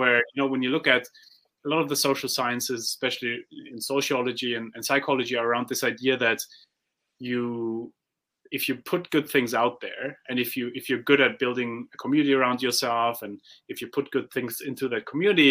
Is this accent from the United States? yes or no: no; Germany; I come from Germany